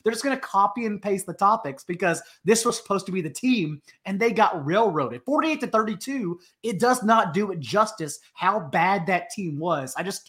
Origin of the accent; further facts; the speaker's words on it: Fort Worth, Texas, United States; Obviously, I grew up in Fort Worth, Texas, so like I grew up as a big fan.